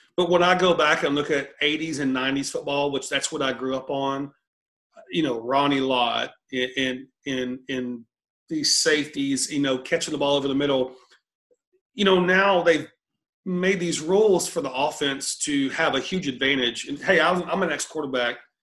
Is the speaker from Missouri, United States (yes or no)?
no; College Station, Texas, United States; I grew up in College Station